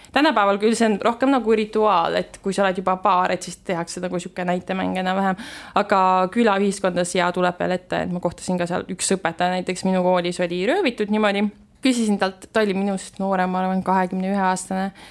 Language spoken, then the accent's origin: Estonian; Estonia; ma ütlesin, et ma olen Eestist